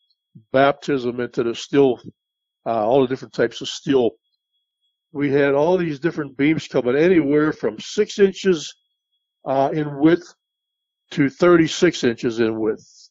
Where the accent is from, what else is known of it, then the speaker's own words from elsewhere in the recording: West Mifflin, Pennsylvania, United States; moved away as an adult; also born or lived in Florida; I grew up basically in the West Mifflin area